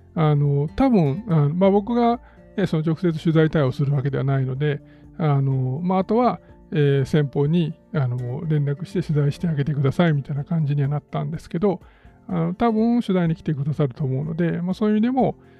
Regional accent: Kyoto, Japan; 地元の京都

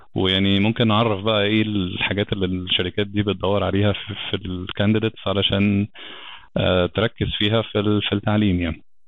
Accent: Alexandria, Alexandria Governorate, Egypt; moved away as an adult; also born or lived in Brisbane, Australia; now in Cairo, Egypt; انا اصلا من اسكندريه

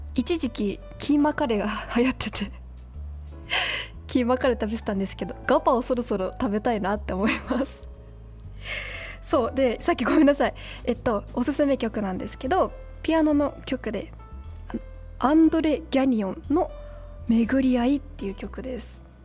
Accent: Saitama, Japan; 私も埼玉県民だし

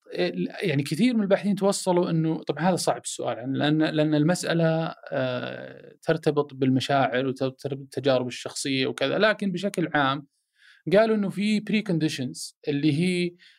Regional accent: Saudi Arabia; انا سعودي، عربي، مسلم، هلالي، نصراوي

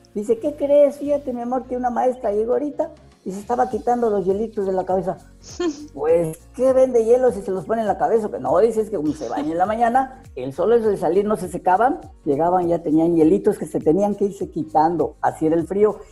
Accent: Campeche, Mexico; also born or lived in Zacatecas; now in Cancún, Mexico; Yo soy de Campeche

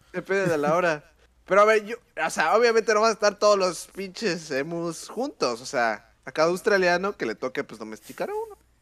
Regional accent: Mexico; nosotros como mexicanos

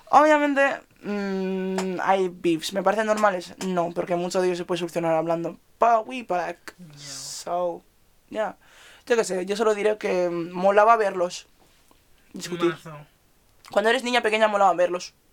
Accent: Nigeria; en mi iglesia, voy a recalcar otra vez, somos nigerianos.

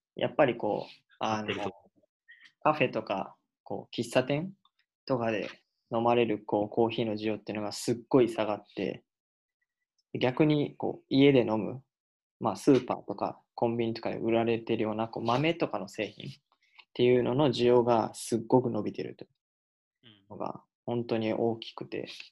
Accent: Kansai, Japan; 僕の地元 関西

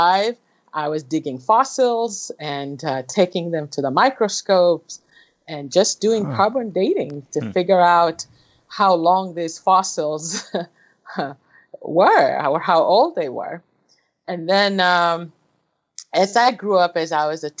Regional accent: Kenya; moved away; I was born and raised in Kenya, East Africa

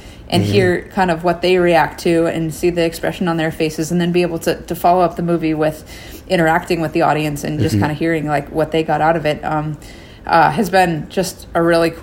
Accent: Anchorage, Alaska, United States; my hometown of Anchorage, Alaska

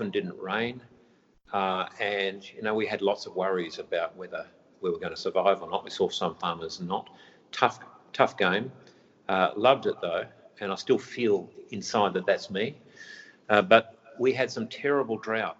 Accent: Mullewa, Western Australia, Australia; moved away as an adult; also born or lived in Geraldton, Western Australia / Perth, Australia; now in Palmerston, Australia; I started out as a farmer in Midwest WA.

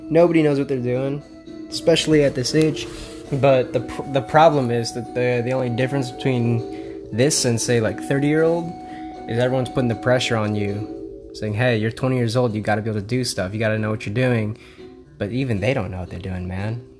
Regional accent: Philippines; Filipino. I get shit on all the time by my family members

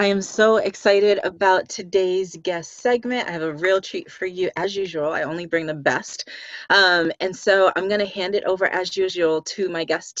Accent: Boston, Massachusetts, United States; now in California, United States; And I don't know that you knew this, but I'm also from Boston.

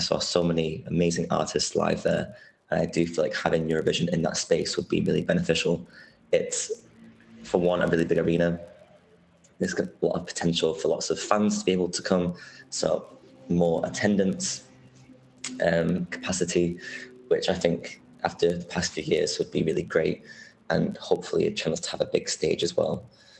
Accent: Manchester, North West England, United Kingdom; So Manchester is my hometown, and I feel like growing up there, I was always going to like the Manchester Arena, the big arena in the centre for concerts.

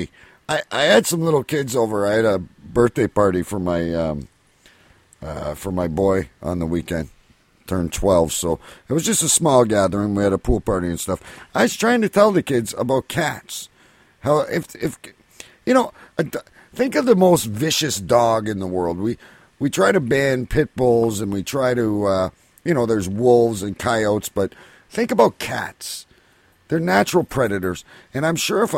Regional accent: Windsor, Ontario, Canada; my hometown here in Windsor

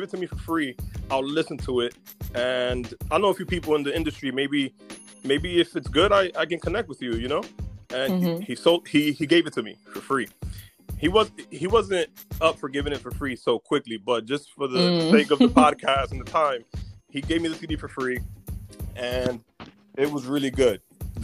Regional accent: Newark, New Jersey, United States; moved away as an adult; also born or lived in New Brunswick, New Jersey / Arizona; now in Los Angeles, United States; I'm originally from Newark, New Jersey, born and raised

